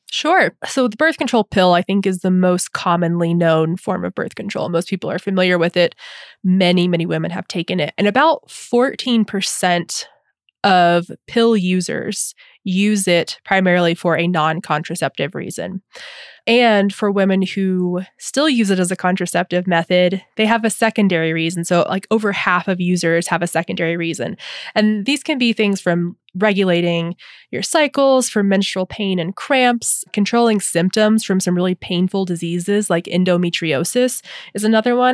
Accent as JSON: {"language": "English", "region": "the South", "country": "United States", "tie": "born or raised there", "said": "as a adolescent and teen and young adult growing up in the South"}